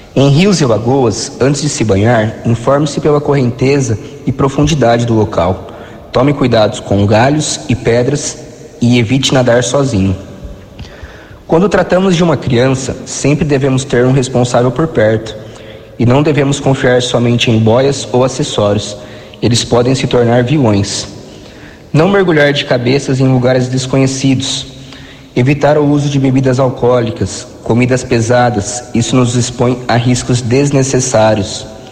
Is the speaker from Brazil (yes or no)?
yes; Americana, São Paulo, Brazil; formado na Faculdade FAM de Americana, minha terra natal